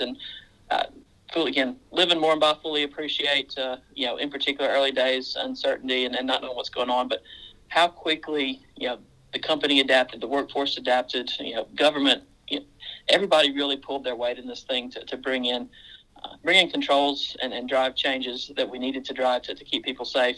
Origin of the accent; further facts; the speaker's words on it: Mississippi, United States; now in Central Queensland, Australia; I'm uh, originally from Mississippi